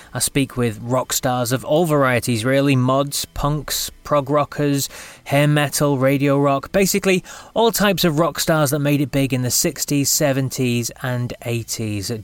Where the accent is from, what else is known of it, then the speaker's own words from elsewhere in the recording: England, United Kingdom; moved away as an adult; now in Scotland, United Kingdom; I'm I'm from England, but i have lived in Scotland now for the last what 17 years or something like that.